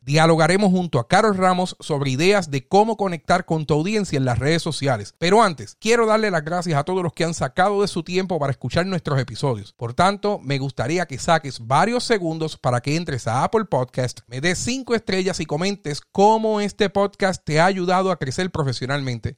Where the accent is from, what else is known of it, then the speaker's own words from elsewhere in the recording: Aibonito, Puerto Rico; yo soy de Ay Bonito